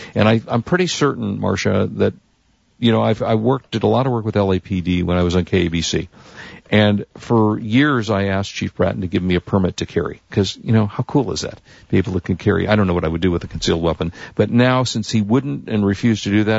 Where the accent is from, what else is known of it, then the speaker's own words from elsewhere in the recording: Chicago, Illinois, United States; born there; So I was born in Chicago.